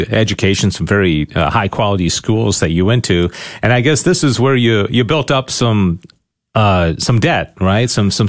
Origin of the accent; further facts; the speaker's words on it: Syracuse, New York, United States; I was born in Syracuse